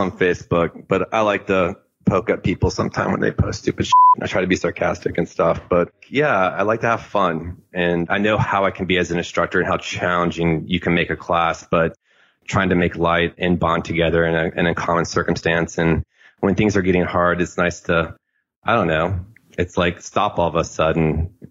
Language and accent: English; the South, United States; Yeah, I grew up in the South. I have family in Mississippi and Alabama.